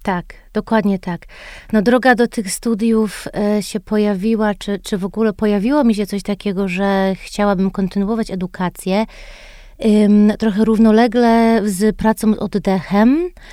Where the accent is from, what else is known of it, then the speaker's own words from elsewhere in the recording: United States; moved away as an adult; now in Poland; wychowałam się w Stanach i wróciłam do Polski, jak miałam 22 lata po studiach.